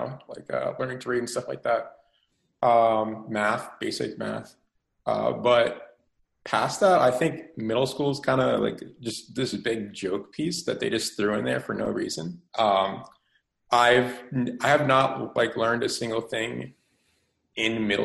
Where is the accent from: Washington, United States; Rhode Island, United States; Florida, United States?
Rhode Island, United States; now in South Carolina, United States; I'm from Rhode Island originally, but right now I'm in like South Carolina